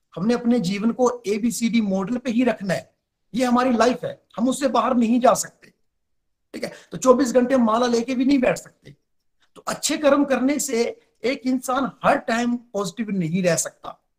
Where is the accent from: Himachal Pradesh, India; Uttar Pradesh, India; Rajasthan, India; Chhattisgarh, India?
Himachal Pradesh, India; Chamba; मैं डिस्ट्रिक्ट चंबा से बिलोंग करता हूँ